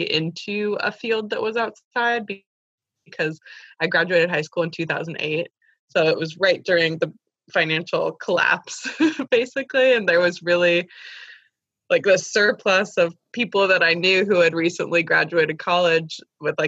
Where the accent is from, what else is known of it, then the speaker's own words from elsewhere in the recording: the Bay Area, California, United States; I grew up in the Bay Area